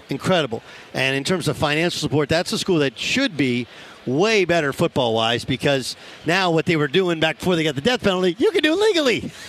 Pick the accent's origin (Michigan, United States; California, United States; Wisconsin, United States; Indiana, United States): Wisconsin, United States; born there; I was born in Wisconsin.